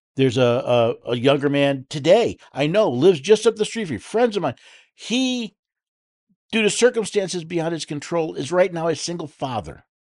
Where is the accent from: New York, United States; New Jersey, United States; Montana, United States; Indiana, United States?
New York, United States; moved away as an adult; now in Tennessee, United States; I was born and raised in the Empire in the state of New York